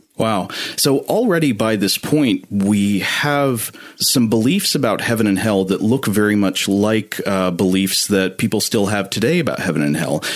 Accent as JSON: {"language": "English", "region": "East Tennessee", "country": "United States", "tie": "born or raised there", "said": "I grew up in East Tennessee, surrounded by a lot of fundamentalist Christianity."}